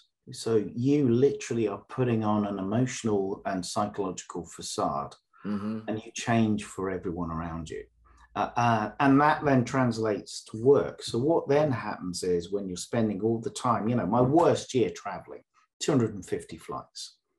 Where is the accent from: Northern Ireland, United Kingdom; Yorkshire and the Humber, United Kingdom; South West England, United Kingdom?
Northern Ireland, United Kingdom; I was brought up in the Northern Ireland Troubles, so used to that.